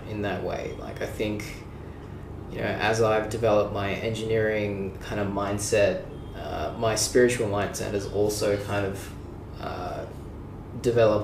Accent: Sydney, New South Wales, Australia; I'm from Sydney, Australia.

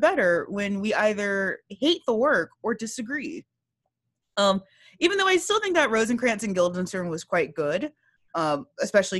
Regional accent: Texas, United States; I'm a Texan

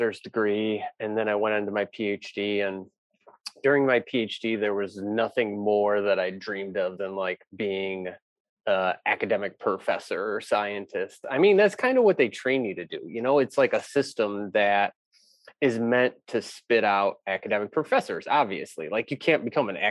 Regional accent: Valparaiso, Indiana, United States; I grew up in Valparaiso

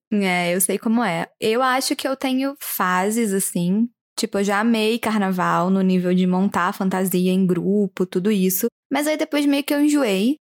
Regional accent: Belo Horizonte, Minas Gerais, Brazil; eu sou de Belo Horizonte

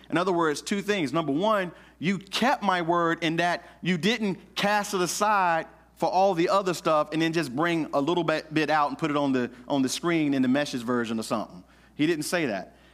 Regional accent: the South, United States; I grew up in the South in the Baptist church

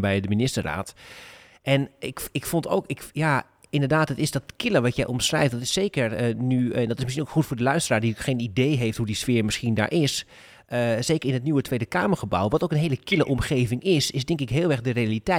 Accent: Groningen, Netherlands; ik kom uit Groningen, Koen. En ik woon in Groningen.

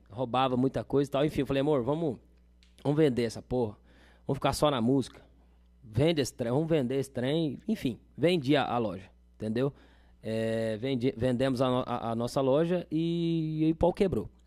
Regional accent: Machadinho, Rio Grande do Sul, Brazil; Falei, velho, vim do Machadinho tocava lá na, to, toco na noite lá e, e trabalhava numa agropecuária

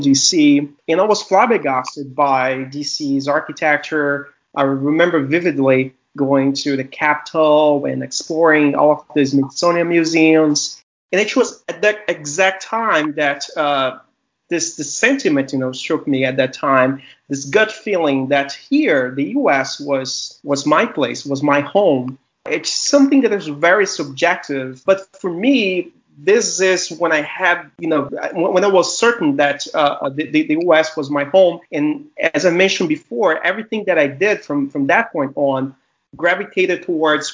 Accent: Fortaleza, Ceará, Brazil; moved away as an adult; now in United States; I was born and raised in Brazil, and I grew up in the 90s there

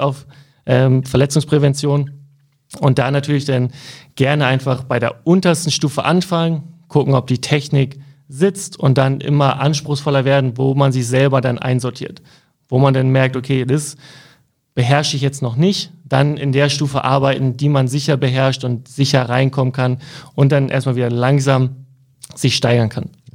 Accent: Cuxhaven, Lower Saxony, Germany; Ich komme aus Cuxhaven

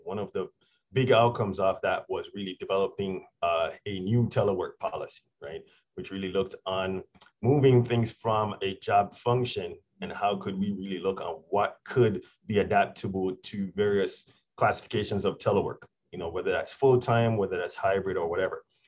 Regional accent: Jamaica; moved away; I'm originally from Jamaica

